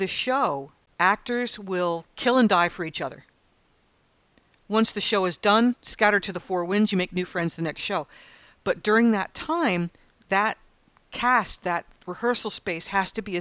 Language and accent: English; United States; moved away as an adult; now in Australia; as an American